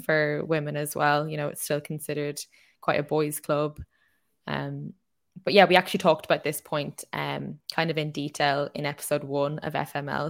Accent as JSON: {"language": "English", "country": "Ireland"}